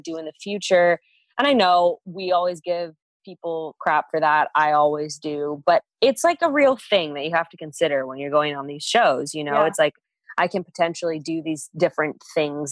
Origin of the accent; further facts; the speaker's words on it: Fresno, California, United States; I come from a fairly small town. Actually, it's not that small, but it's like a small community. I'm from Fresno.